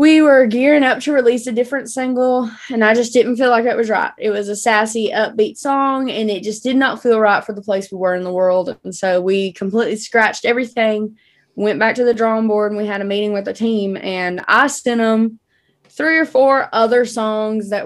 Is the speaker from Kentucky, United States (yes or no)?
yes; Paducah, Kentucky, United States; now in Nashville, United States; my hometown, which is Paducah, Kentucky